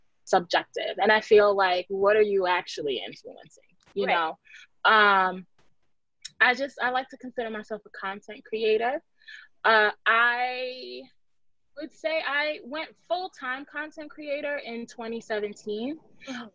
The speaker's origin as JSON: {"language": "English", "town": "New York City", "region": "New York", "country": "United States", "said": "I'm from the Bronx. I'm still in the Bronx."}